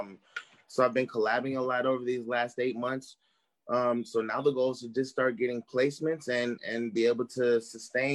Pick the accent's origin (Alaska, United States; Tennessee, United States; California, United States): California, United States; Bay Area; I'm from the Bay Area